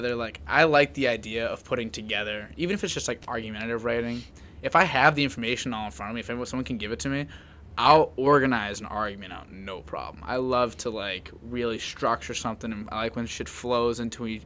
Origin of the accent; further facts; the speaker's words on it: Medford, Massachusetts, United States; I was from Medford. I went to Medford